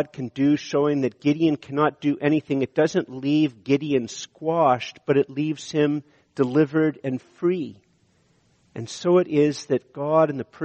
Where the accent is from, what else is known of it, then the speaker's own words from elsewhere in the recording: Canada; we're too Canadian